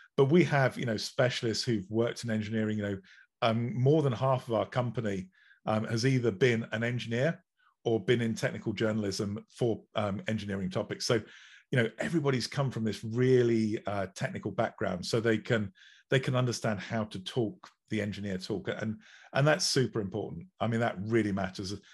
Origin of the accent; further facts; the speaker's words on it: England, United Kingdom; I'm English